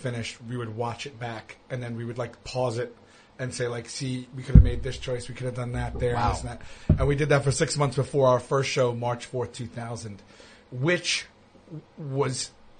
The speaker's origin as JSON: {"language": "English", "town": "Staten Island", "region": "New York", "country": "United States", "tie": "born or raised there", "said": "I split my time between Rosebank and St. George by the ferry."}